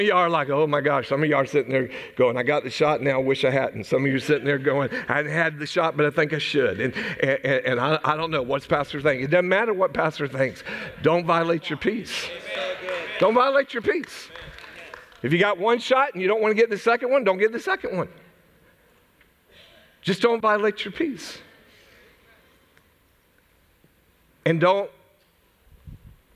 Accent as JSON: {"language": "English", "country": "United States", "said": "I'm an American."}